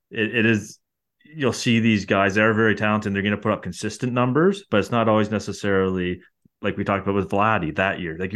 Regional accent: Canada; Um, and obviously being Canadian, I'll, I'm all for it.

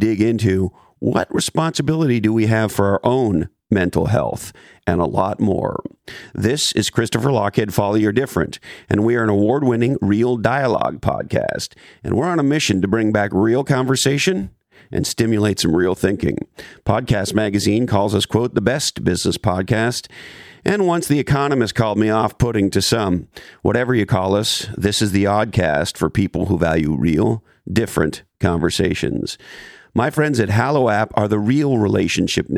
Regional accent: Montreal, Quebec, Canada; moved away; also born or lived in Toronto; I was born and raised in Montreal, and I lived in Toronto for years

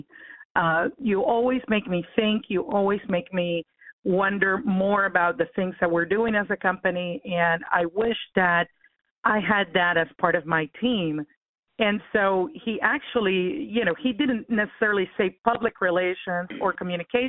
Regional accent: Cuba; now in United States; I was born in Cuba. I'm actually a Cuban-American. And yeah, so my kids are first generation, but I am an immigrant

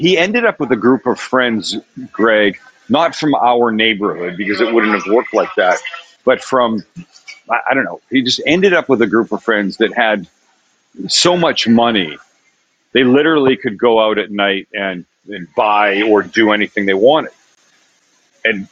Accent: Vancouver, British Columbia, Canada; now in United States; Vancouver, Canada

